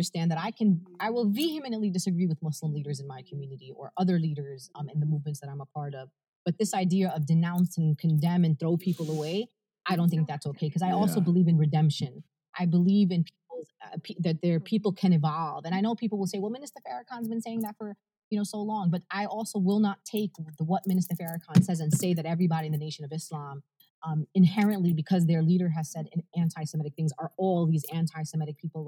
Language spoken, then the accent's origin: English; New York City, New York, United States; first language Arabic; English is a second language; I'm from Brooklyn